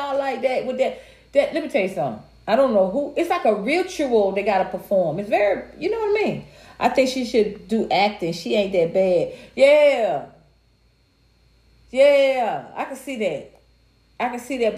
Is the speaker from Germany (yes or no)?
no; United States; I was raised, I was raised in America